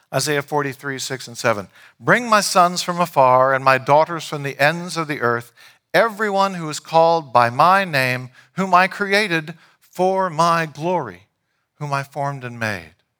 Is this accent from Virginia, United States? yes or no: yes; Leesburg, Virginia, United States; I grew up in downtown Leesburg